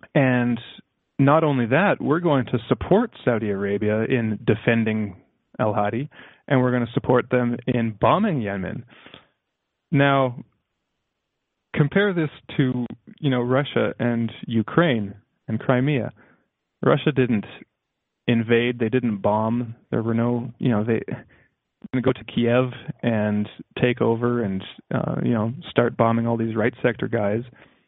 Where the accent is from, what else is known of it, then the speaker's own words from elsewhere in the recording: Canada; And it's good for me because I am Canadian, so I like to get a little bit of a Canadian perspective too.